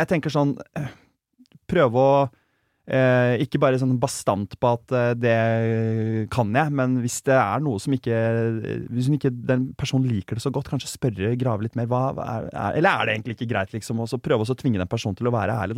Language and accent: Norwegian; Germany; now in Norway; jeg er tysk